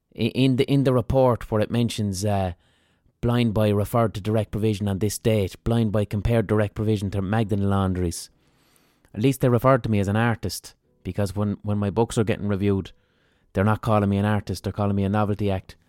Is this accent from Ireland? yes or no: yes; Limerick, Munster, Ireland; I'm from Limerick